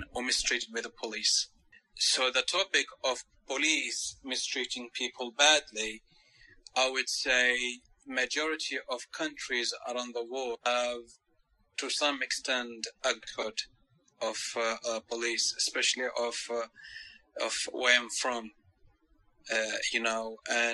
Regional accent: Oman; I'm from Oman. You know Oman? Oman, it is a country in the Middle East.

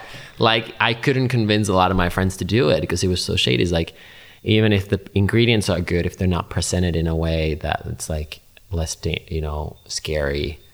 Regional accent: Finland; English is a second language; the knowledge I learned growing up in Finland was not commonly available.

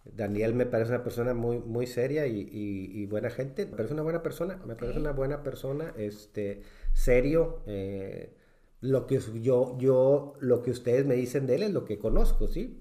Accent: Mexico; como buenos mexicanos

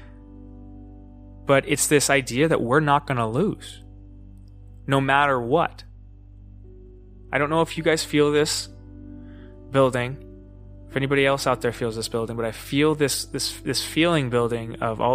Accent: United States; we as American citizens

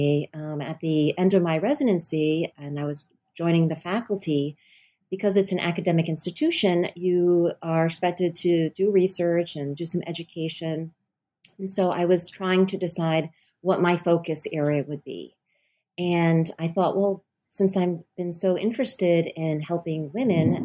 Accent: Rhode Island, United States; I was born and raised in Rhode Island as well

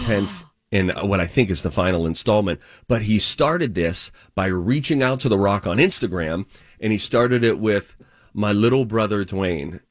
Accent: Pittsburgh, Pennsylvania, United States; moved away; I grew up in Pittsburgh

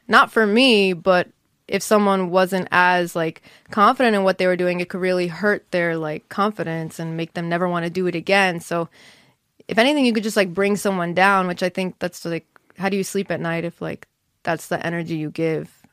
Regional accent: Monsey, New York, United States; also born or lived in Englewood, New Jersey; I was raised in Muncie, New York.

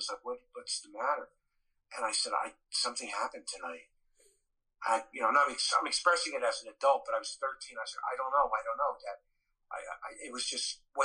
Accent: Elizabeth, New Jersey, United States; also born or lived in Roselle, New Jersey; I grew up in Elizabeth

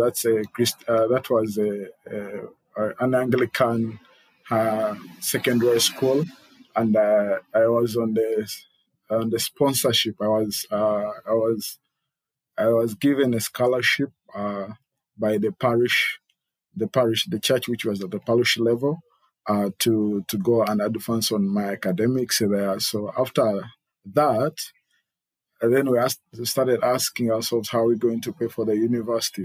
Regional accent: Uganda; I am Ugandan by birth, and uh, I was raised and born in Uganda

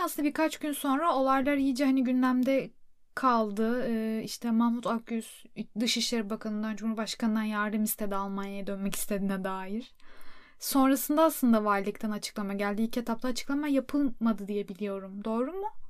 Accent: Turkey; moved away; also born or lived in Europe; Türk'üm, Türkiye'den geldim

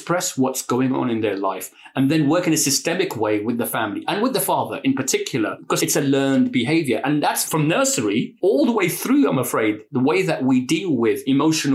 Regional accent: London, United Kingdom; now in Bradford, United Kingdom; a Londoner living in Bradford

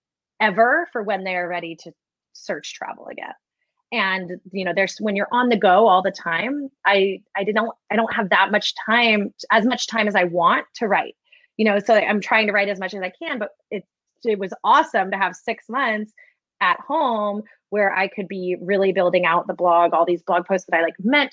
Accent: California, United States; I'm from California.

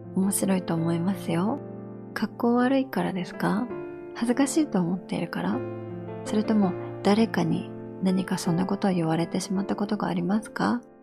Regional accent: Japan; moved away; 私、やっぱり日本で育ったので

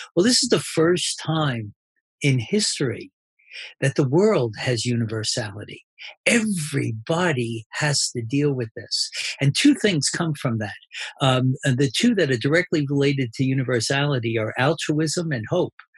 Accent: New Jersey, United States; I'm from New Jersey

